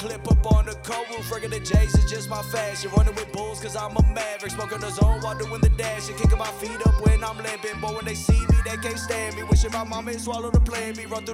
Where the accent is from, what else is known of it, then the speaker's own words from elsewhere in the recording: Raleigh, North Carolina, United States; I'm from Raleigh, North Carolina